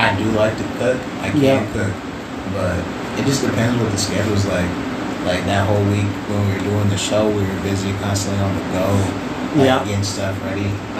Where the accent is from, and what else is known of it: Iowa, United States